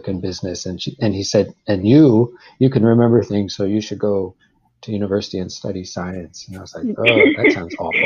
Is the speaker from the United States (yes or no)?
no; Vancouver, British Columbia, Canada; also born or lived in Calgary; I went to Vancouver, which I considered kind of my hometown. It's where I live since I was a teenager.